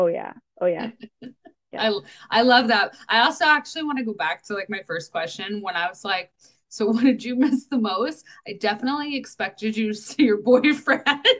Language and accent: English; Canada; we're Canadian